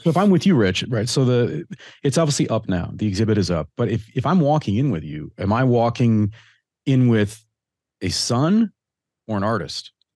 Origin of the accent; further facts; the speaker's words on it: Detroit, Michigan, United States; I grew up in Detroit.